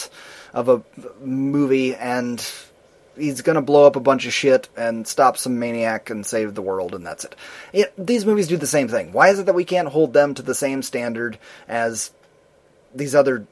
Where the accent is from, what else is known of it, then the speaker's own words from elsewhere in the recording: United States; we grew up in Amish country